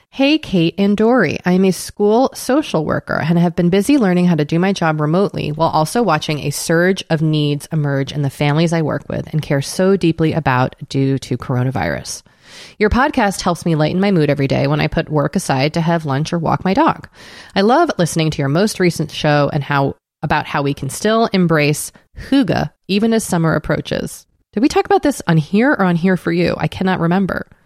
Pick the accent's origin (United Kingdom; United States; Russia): United States; Portland, Maine; I discovered a company in my hometown of Portland, Maine that accepts old candle jars and will refill them with a custom scent using environmentally friendly ingredients.